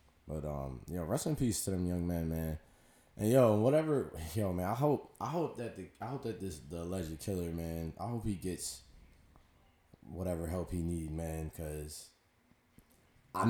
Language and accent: English; United States; I'm an American